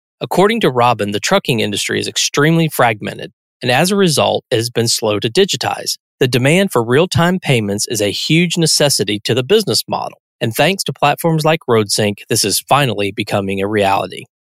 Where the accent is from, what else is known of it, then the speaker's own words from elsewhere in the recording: Pittsburgh, Pennsylvania, United States; I grew up in Pittsburgh, Pennsylvania, and my grandparents lived in Morgantown, West Virginia. So I spent a lot of my childhood summers in West Virginia.